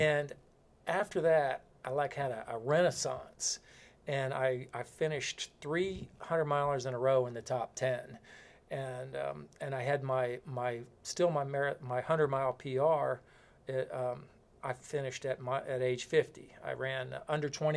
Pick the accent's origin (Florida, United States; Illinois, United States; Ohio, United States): Florida, United States; I'm from Florida